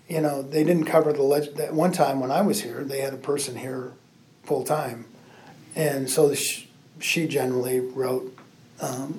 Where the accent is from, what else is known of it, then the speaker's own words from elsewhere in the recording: Mishawaka, Indiana, United States; moved away; I was growing up in Mishawaka had multiple factories